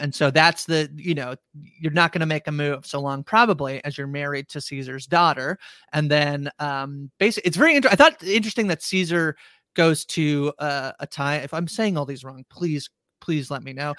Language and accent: English; Canada; we're Canadian